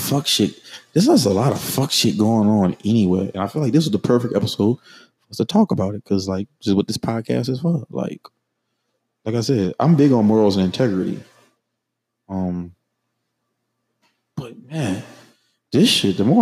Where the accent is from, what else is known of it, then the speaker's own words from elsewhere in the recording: New Orleans, Louisiana, United States; I'm from New Orleans